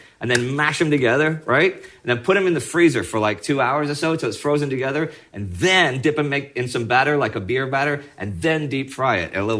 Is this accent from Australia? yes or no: no; Texas, United States; I'm from Texas.